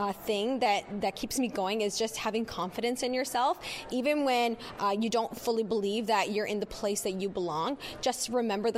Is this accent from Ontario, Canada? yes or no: yes; Ontario, Canada; I'm from Ontario